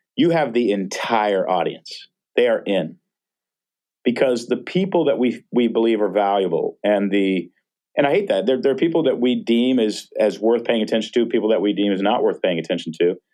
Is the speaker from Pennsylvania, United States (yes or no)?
no; Texas, United States; now in Portland, United States; I grew up in Texas